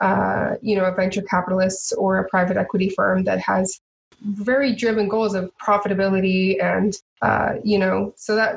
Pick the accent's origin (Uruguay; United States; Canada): Canada; Edmonton, Alberta; I was born and raised here in Edmonton on the south side